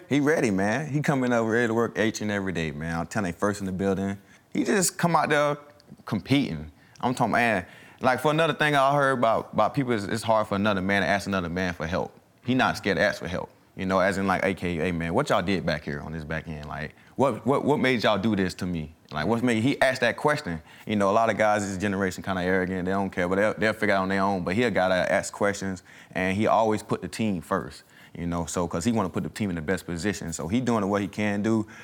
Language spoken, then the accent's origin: English; the South, United States; moved away as an adult; also born or lived in Mississippi; now in Philadelphia, United States; I'm from the South.